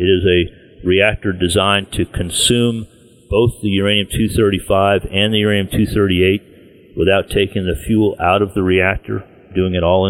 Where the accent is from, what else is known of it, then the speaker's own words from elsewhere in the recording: Virginia, United States; But my home state of Virginia has a moratorium on mining uranium.